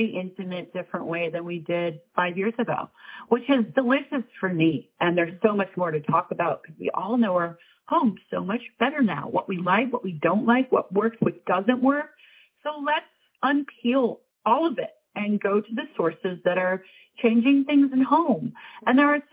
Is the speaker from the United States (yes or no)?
yes; Minneapolis, Minnesota, United States; also born or lived in Manhattan, New York; now in New York, United States; I came from Minneapolis, so I had a yard